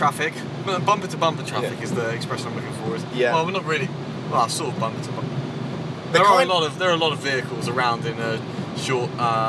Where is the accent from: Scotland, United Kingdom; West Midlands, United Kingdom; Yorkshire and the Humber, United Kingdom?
West Midlands, United Kingdom; I'm from the West Midlands, right?